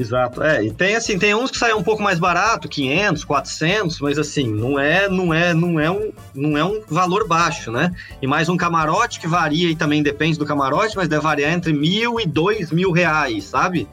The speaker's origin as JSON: {"language": "Portuguese", "region": "São Paulo", "country": "Brazil", "also_born_or_lived": "Rio de Janeiro", "said": "eu sou paulista, mas morei cinco anos no Rio."}